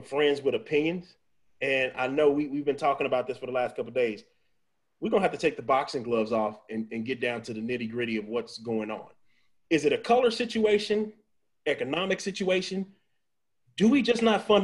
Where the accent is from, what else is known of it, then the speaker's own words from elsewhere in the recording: Missouri, United States; now in Texas, United States; I'm from Missouri